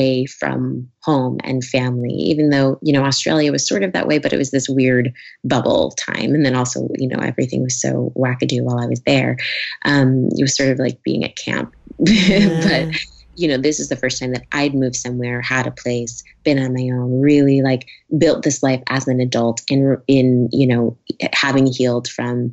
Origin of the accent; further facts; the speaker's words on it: New York, United States; moved away as an adult; now in California, United States; I'm a New Yorker. I moved out here